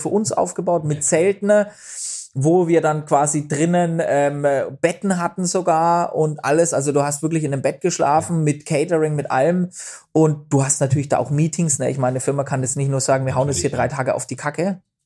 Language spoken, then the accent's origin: German; Bavaria, Germany; bei uns in Bayern